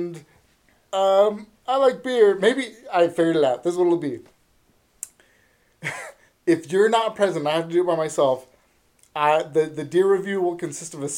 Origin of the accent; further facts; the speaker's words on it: Northern California, United States; we're from Northern California